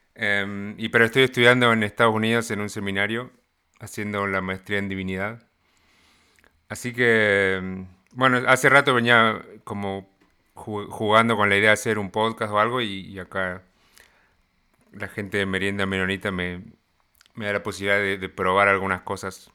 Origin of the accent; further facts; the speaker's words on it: Argentina; moved away as an adult; now in United States; soy argentino, se van a dar cuenta por gente con la que hablo en, lo que voy a hacer o incluso por mi acento